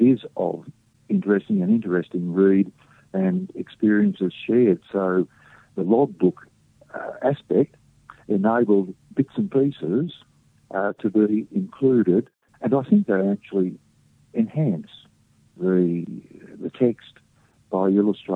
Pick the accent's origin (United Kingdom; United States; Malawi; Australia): Australia; Emerald; Emerald, which is my hometown